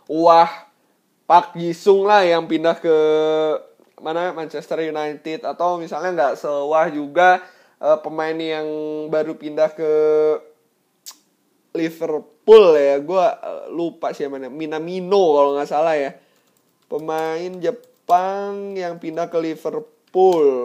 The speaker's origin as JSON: {"language": "Indonesian", "town": "Bandung", "region": "West Java", "country": "Indonesia", "tie": "born or raised there", "said": "yang memang dari kecil gue sudah ada di Bandung selama kurang lebih 22 tahun."}